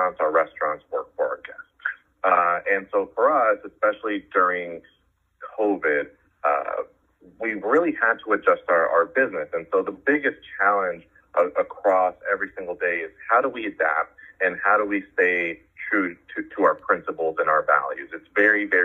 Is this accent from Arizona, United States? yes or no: yes; Arizona, United States; also born or lived in San Francisco, California / West Coast; I was born in San Francisco, grew up on the West Coast. My family moved to Arizona when I was in middle school and ended up doing middle school and high school in Arizona